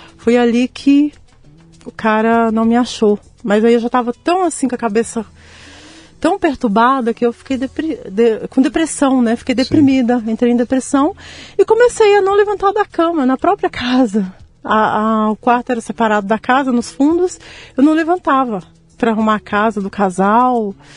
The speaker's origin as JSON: {"language": "Portuguese", "town": "São João Evangelista", "region": "Minas Gerais", "country": "Brazil", "tie": "born or raised there", "also_born_or_lived": "Guanhães, Minas Gerais", "moved": "yes", "said": "João Evangelista, que é onde eu vivi, que eu cresci"}